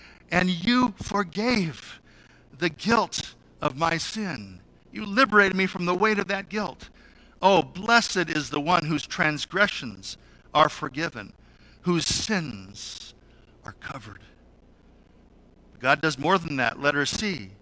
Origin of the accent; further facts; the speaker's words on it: Salinas, California, United States; I grew up in Salinas, California